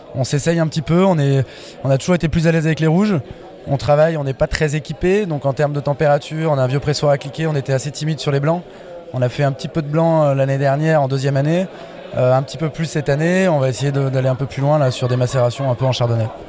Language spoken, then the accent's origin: French; Bourbonnais, Auvergne-Rhône-Alpes, France; je viens, je suis né dans le, dans Bourbonnais